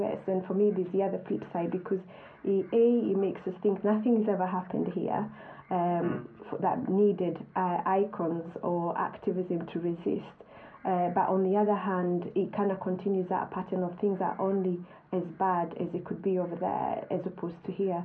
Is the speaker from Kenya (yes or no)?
yes; Kenya; moved away as an adult; now in United Kingdom; I grew up in Kenya